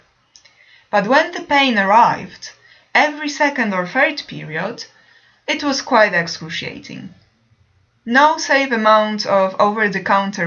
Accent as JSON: {"language": "English", "country": "Poland", "moved": "as an adult", "said": "in my home country, Poland"}